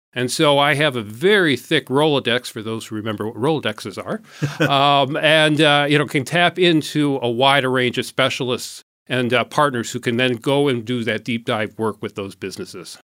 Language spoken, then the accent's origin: English; Port Huron, Michigan, United States; moved away as an adult; also born or lived in Saginaw, Michigan / Washington, D.C.; I was born in Saginaw. Our family moved to Port Huron when I was quite young, so I grew up here in, uh, Port Huron